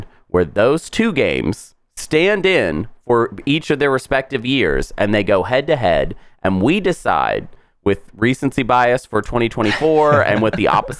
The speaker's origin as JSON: {"language": "English", "country": "United States", "said": "We're from America."}